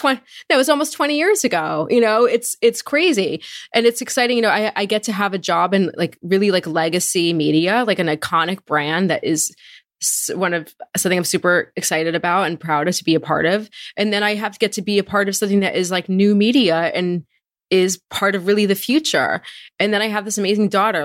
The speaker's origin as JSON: {"language": "English", "town": "Marlboro", "region": "New Jersey", "country": "United States", "tie": "born or raised there", "said": "I grew up in Marlboro, New Jersey. It's a suburban town in central Jersey"}